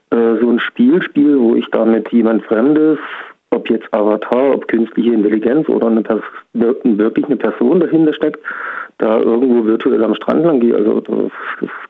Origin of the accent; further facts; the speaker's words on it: Thuringia, Germany; born there; Äh, aus Niederbach, gebürtig aus Thüringen.